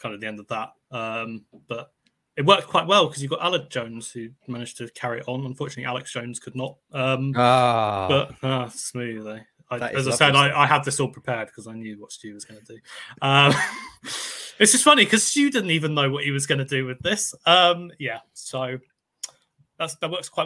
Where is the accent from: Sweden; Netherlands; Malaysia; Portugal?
Netherlands; now in United Kingdom; I grew up in the Netherlands